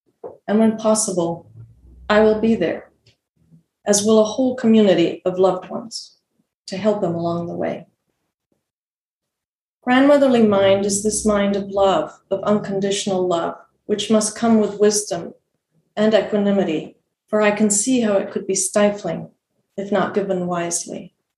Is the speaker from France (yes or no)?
no; Argentina; also born or lived in Bolivia; I grew up in Argentina and Bolivia, and she lived in England.